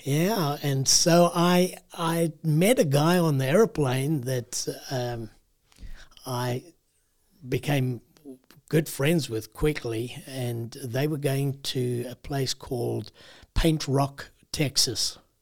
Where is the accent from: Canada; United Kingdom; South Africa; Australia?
South Africa; moved away as an adult; also born or lived in United States; I grew up in South Africa